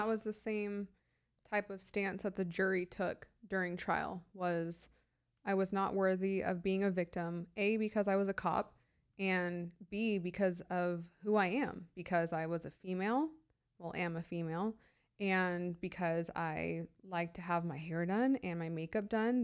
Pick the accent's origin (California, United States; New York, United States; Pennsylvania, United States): California, United States; San Diego; also born or lived in high desert, California; I was born and raised in San Diego